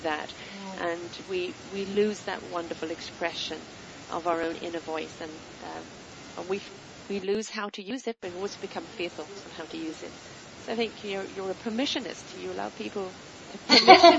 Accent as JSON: {"language": "English", "country": "United Kingdom", "said": "I'm British"}